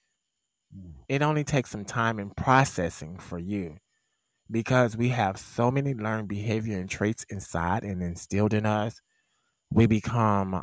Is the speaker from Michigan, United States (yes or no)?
no; Mississippi, United States; My home state